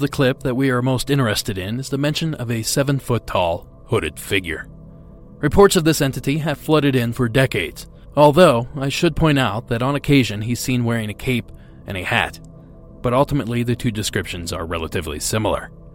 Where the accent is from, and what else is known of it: Ohio, United States; born or raised there